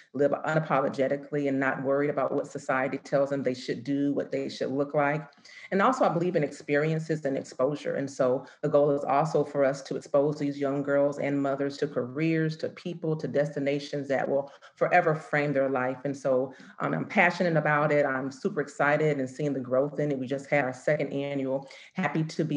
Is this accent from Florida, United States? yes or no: yes; Florida, United States; now in Atlanta, United States; I'm originally from the Sunshine State